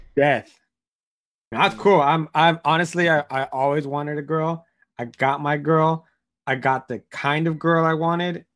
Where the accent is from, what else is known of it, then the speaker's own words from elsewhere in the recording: United States; as an American